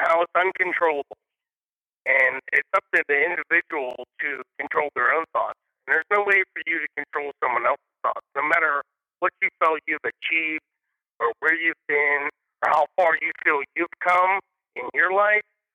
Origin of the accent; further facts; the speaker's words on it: Sharpsburg, United States; We grew up dirt poor in Sharpsburg on welfare